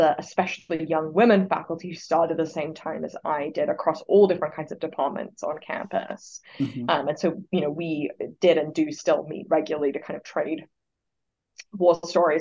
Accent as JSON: {"language": "English", "country": "Australia", "moved": "as an adult", "lives_now": "Oxford, United States"}